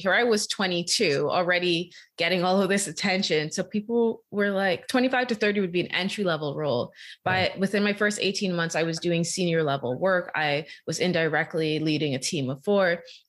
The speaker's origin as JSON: {"language": "English", "country": "Bahamas", "lives_now": "Canada", "said": "So I was an international student. I'm originally from the Bahamas. So I had to figure it out."}